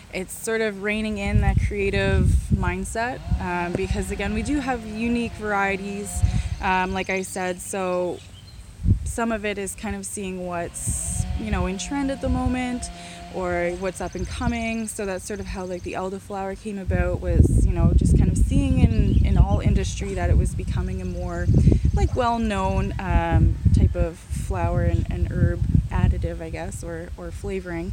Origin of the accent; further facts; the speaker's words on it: Barrie, Ontario, Canada; moved away as an adult; also born or lived in Niagara; now in Prince Edward County, Canada; I'm originally from Barrie, so up north where the snow belt